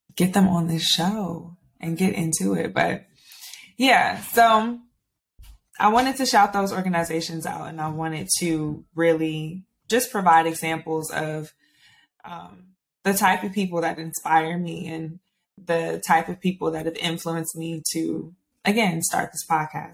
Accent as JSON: {"language": "English", "town": "Stone Mountain", "region": "Georgia", "country": "United States", "said": "I'm from Stone Mountain, Georgia"}